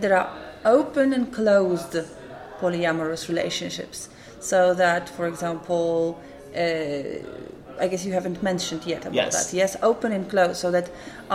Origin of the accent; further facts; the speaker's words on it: Poland; I'm from Poland.